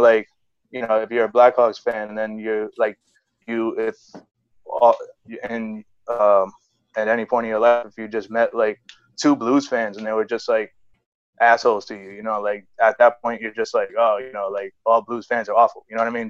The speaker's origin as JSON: {"language": "English", "town": "New York City", "region": "New York", "country": "United States", "tie": "born or raised there", "said": "I'm growing up in the Bronx"}